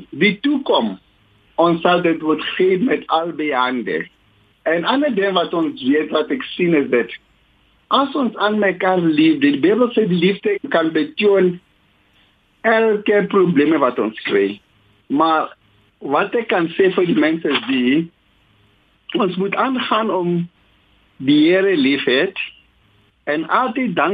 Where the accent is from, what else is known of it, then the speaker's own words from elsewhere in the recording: South Africa; Ons is Suid-Afrikaners